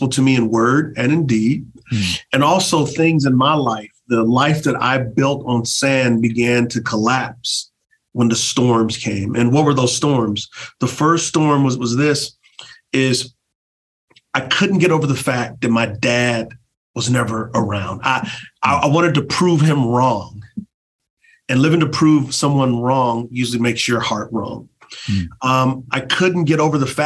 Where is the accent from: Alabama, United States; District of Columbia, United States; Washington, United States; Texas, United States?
Texas, United States; San Antonio; I'm from San Antonio, Texas. So you got a black kid from a urban context